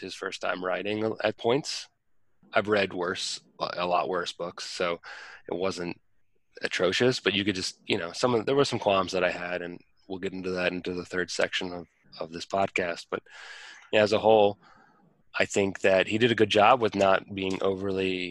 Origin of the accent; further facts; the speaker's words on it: Northern Virginia, United States; also born or lived in Washington, D.C.; I grew up in Northern Virginia. I went to high school in DC, a couple blocks from the Capitol building.